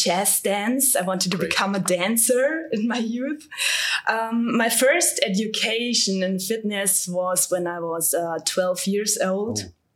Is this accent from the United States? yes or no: no; Ruhpolding, Bavaria, Germany; I'm from Ruppolding, that's in the southeast of Germany